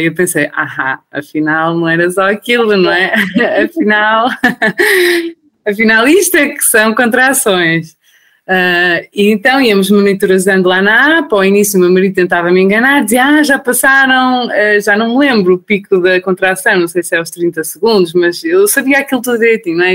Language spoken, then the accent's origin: Portuguese; Portugal; moved away as an adult; now in Austria; eu sou portuguesa, o meu marido é iraniano